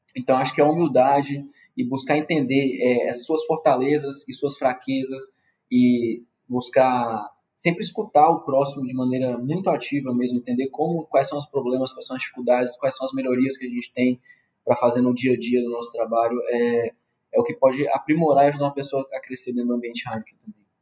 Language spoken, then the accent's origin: Portuguese; Brasília, Federal District, Brazil; moved away as an adult; now in Belém, Brazil; Eu sou de Brasília. No momento agora eu estou morando em Belém do Pará